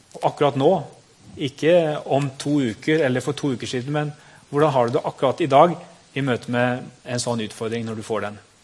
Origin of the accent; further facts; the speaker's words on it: Norway; vi som nordmenn